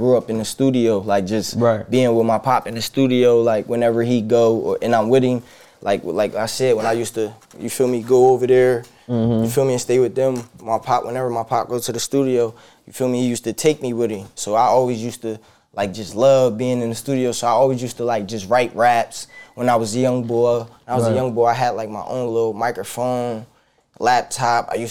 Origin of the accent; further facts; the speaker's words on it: New Jersey, United States; also born or lived in Philadelphia, Pennsylvania; I'm from Philly, but at a young age, I moved over Jersey, you feel me, with my grandma. Mm. Like, that's who I was, like, mostly raised with, like, my grandma